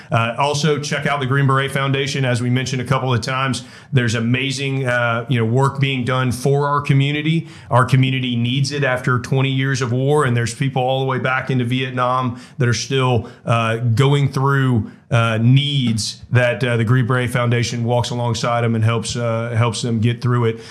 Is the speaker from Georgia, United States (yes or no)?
yes; Georgia, United States; now in Florida, United States; I grew up in Georgia